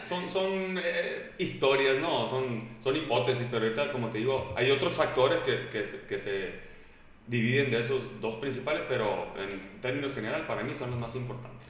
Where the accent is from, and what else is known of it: Mexico